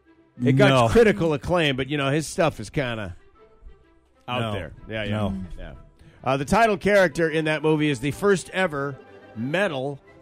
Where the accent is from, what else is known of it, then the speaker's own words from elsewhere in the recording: Michigan, United States; Michigan. My home state, the state I was born and raised